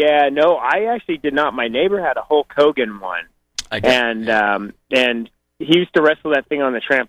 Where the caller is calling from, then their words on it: Boise, Idaho, United States; I'm calling from Boise, Idaho.